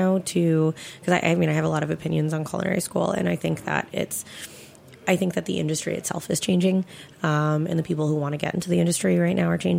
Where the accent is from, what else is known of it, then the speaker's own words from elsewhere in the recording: Seattle, Washington, United States; moved away as an adult; now in New York City, United States; I grew up in Seattle, so blackberries grow like weeds out there